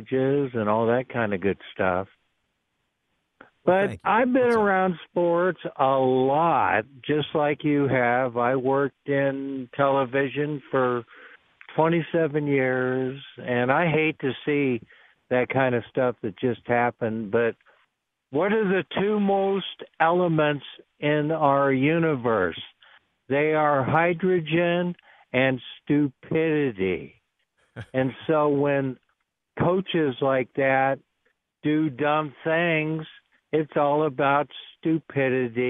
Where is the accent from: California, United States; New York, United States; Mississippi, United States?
California, United States; Vallejo; I was born in Vallejo in the Bay Area.